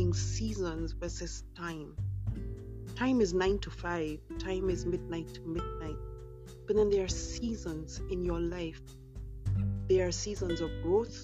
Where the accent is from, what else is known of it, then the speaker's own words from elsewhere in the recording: Kenya; also born or lived in United Kingdom; I am British born but Kenyan raised